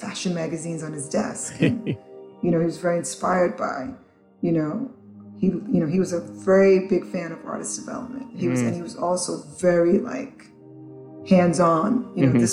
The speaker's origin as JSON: {"language": "English", "town": "New York City", "region": "New York", "country": "United States", "tie": "born or raised there", "also_born_or_lived": "Antigua / St. Croix", "said": "I grew up in the South Bronx, so I grew up where hip hop was born"}